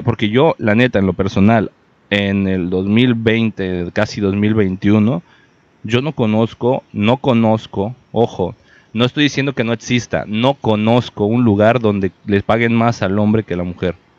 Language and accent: Spanish; Mexico; para todos como mexicanos